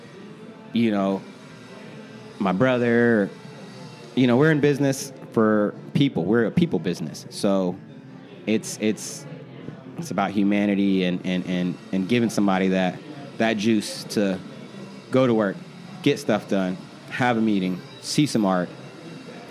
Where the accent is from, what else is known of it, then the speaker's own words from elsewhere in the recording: Columbus, Ohio, United States; also born or lived in Dayton; I was born and raised in Columbus